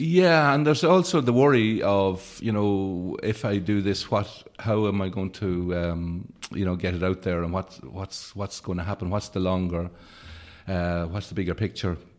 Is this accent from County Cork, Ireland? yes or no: no; Leitrim, Ireland; also born or lived in Carrigallen; growing up in Leitrim